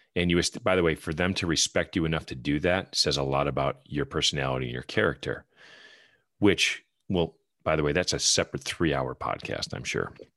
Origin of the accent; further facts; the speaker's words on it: Wisconsin, United States; moved away as an adult; now in North Carolina, United States; I'm, I'm from Wisconsin. I'm a Badger fan, but I went to U W Platteville and got my graduate degree at U W M